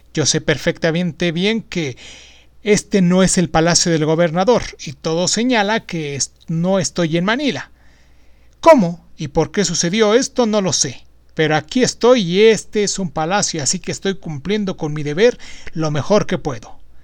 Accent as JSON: {"language": "Spanish", "country": "Mexico", "said": "aquí en mi país, en México"}